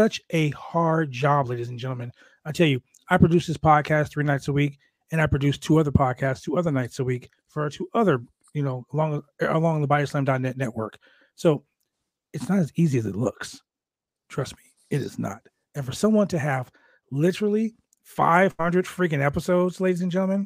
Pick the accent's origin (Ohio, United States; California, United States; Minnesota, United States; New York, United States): California, United States; Los Angeles; I grew up in San Pedro